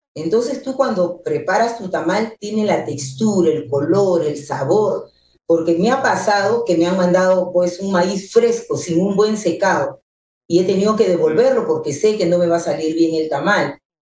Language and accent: Spanish; Peru; mi país con los tamales